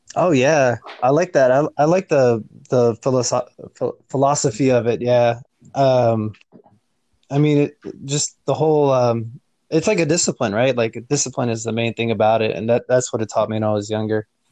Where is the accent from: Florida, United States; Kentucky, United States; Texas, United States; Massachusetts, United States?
Texas, United States; Houston; where I was growing up in Houston